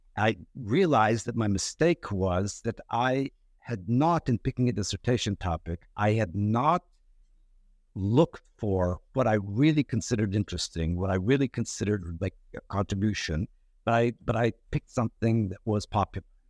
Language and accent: English; Turkey; also born or lived in New York, United States; I was born in New York, but raised in, uh, uh, Turkey.